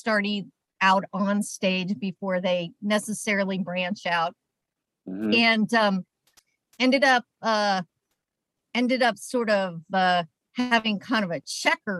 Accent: Atlanta, Georgia, United States; I grew up in Atlanta.

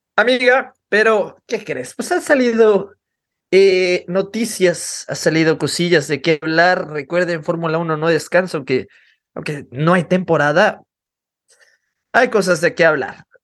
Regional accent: Mexico; nosotros como mexicanos

